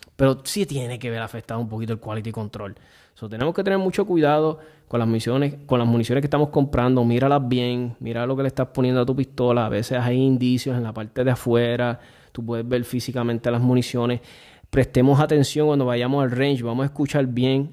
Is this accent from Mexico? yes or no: no; Puerto Rico; desde que me crié en Puerto Rico, que vine de bien muchacho acá